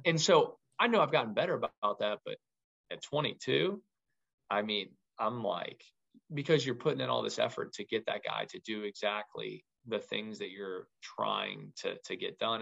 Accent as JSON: {"language": "English", "town": "Louisville", "region": "Kentucky", "country": "United States", "tie": "born or raised there", "moved": "as an adult", "lives_now": "Troy, United States", "said": "I'm from Louisville, Kentucky. I went to Louisville Ballard High School"}